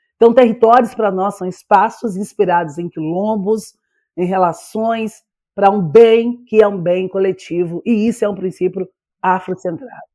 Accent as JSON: {"language": "Portuguese", "region": "Minas Gerais", "country": "Brazil", "tie": "born or raised there", "also_born_or_lived": "Bahia / Belo Horizonte", "said": "eu sou baianeira, porque eu nasci em Minas, mas morei um tempo na Bahia"}